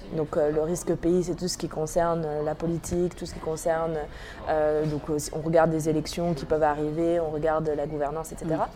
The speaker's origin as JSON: {"language": "French", "region": "Normandy", "country": "France", "tie": "born or raised there", "said": "J'ai grandi en Normandie"}